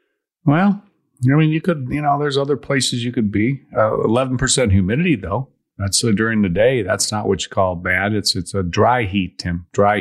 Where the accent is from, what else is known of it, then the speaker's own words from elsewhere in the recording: Chicago, Illinois, United States; I'm from Chicago.